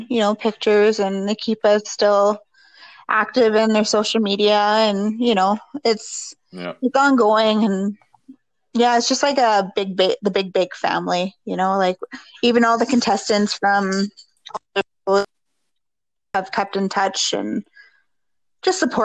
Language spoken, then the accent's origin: English; Thunder Bay, Ontario, Canada; we're all from Thunder Bay